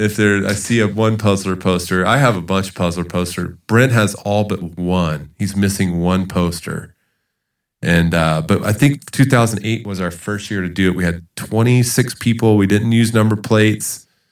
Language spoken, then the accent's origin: English; Charleston, South Carolina, United States; moved away as an adult; also born or lived in Georgia / Utah; now in El Paso, United States; I was born in Georgia and grew up in Charleston, South Carolina